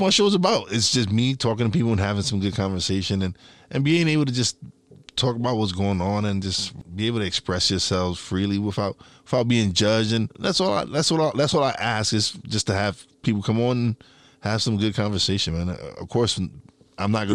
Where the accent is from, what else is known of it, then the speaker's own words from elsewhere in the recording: New York City, New York, United States; moved away as an adult; now in Tobyhanna, United States; I'm originally from New York City